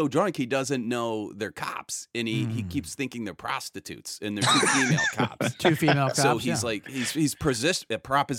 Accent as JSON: {"language": "English", "region": "Ohio", "country": "United States", "moved": "yes", "said": "I'm originally from Ohio"}